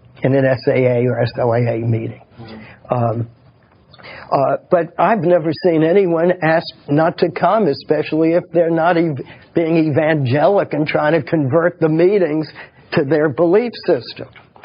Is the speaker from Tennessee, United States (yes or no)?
yes; Nashville, Tennessee, United States; I'm from Nashville, and I worked with fundamentalist Christians for years and years